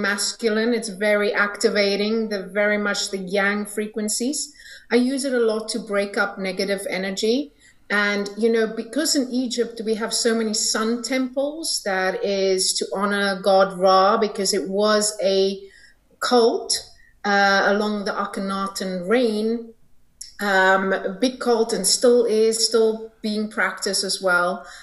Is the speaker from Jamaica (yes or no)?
no; South Africa; I'm from South Africa